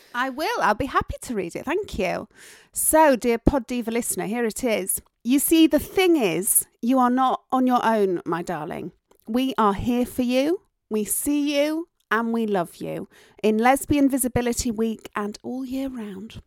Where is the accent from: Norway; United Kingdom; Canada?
United Kingdom; Yorkshire and the Humber; accent: Yorkshire tones; I am from Yorkshire